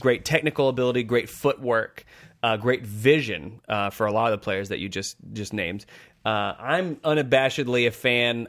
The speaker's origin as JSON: {"language": "English", "country": "United States", "said": "as an American"}